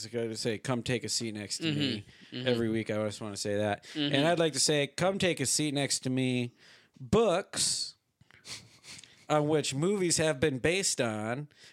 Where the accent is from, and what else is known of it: United States; born or raised there; moved away